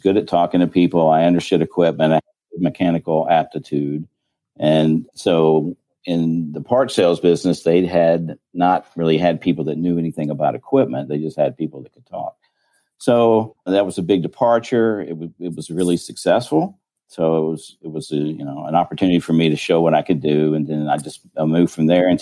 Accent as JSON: {"language": "English", "town": "Birmingham", "region": "Alabama", "country": "United States", "tie": "born or raised there", "also_born_or_lived": "Atlanta, Georgia / Illinois / South Dakota", "moved": "as an adult", "said": "I'm from Birmingham, Alabama. I was actually born in Atlanta, but moved shortly thereafter to Birmingham. So I was raised there"}